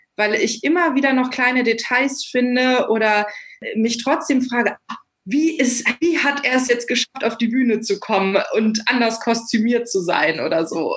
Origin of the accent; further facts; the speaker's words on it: Wolfsburg, Lower Saxony, Germany; ich komme ursprünglich aus, auch aus Wolfsburg. Ich bin hier aufgewachsen